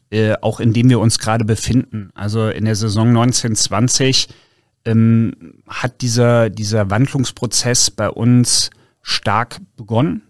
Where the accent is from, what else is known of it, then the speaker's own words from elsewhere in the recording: North Hesse, Germany; now in Cologne, Germany; ich bin gebürtiger Nordhesse